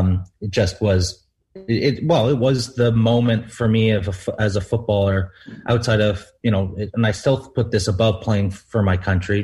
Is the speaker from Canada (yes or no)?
yes; Canada; moved away; also born or lived in Wycombe; being a Canadian